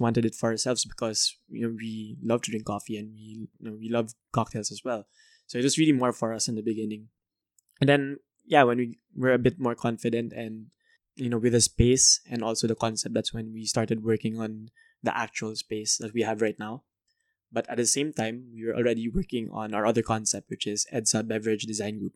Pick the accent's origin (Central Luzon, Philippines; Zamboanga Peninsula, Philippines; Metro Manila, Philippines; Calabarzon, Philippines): Metro Manila, Philippines; Manila; also born or lived in Canada; I'm from Manila, Philippines